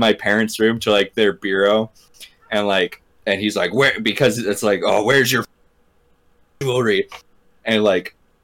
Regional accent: Deer Park, United States; the house I grew up in Deer Park

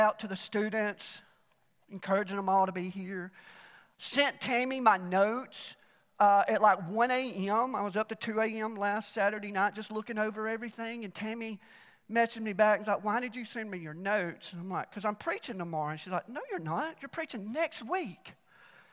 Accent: Alabama, United States; now in Mt. Juliet, United States; I was born and raised in Alabama

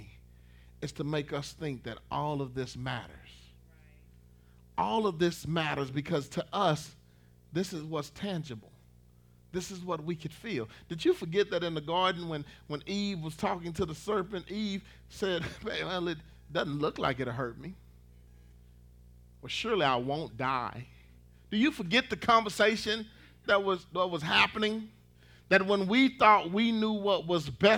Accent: Dallas, Texas, United States; moved away as an adult; now in Red Oak, United States; I'm from Dallas, Texas

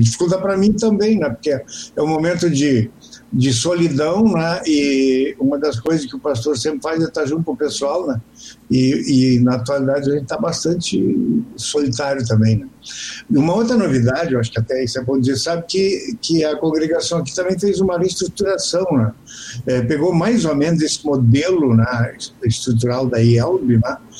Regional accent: Canguçu, Rio Grande do Sul, Brazil; moved away; also born or lived in Pedro Osório; Sou natural de Canguçu

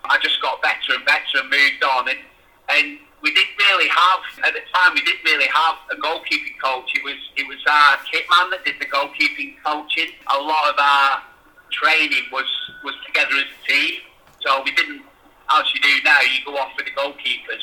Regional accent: Bolton, North West England, United Kingdom; moved away as an adult; also born or lived in Rossendale / London; growing up in Bolton, it was a big town anyway.

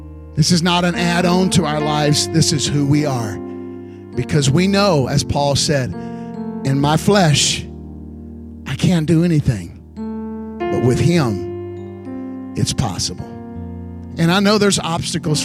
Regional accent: Houston, Texas, United States; I was raised in Houston

